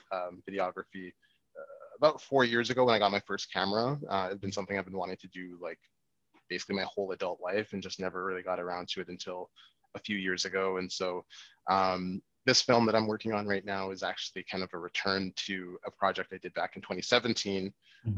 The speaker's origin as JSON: {"language": "English", "town": "Winnipeg", "region": "Manitoba", "country": "Canada", "tie": "born or raised there", "said": "born and raised here in Winnipeg um, to Nigerian uh, parents"}